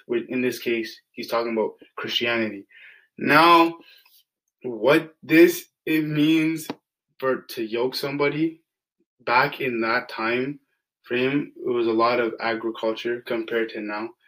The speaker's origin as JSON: {"language": "English", "town": "Ajax", "region": "Ontario", "country": "Canada", "tie": "born or raised there", "said": "I grew up in Ajax, Ontario, which is a predominantly white area."}